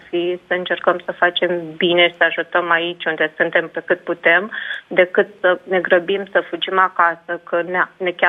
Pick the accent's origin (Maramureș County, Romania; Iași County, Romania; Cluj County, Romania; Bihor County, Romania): Iași County, Romania; Iași; now in United Kingdom; Uh, sunt din Iași, locuiesc în uh